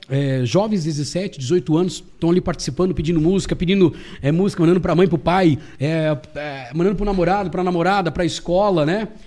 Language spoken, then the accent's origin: Portuguese; Lages, Santa Catarina, Brazil; born there; eu sou nascido em Lages. Só nasci, na verdade.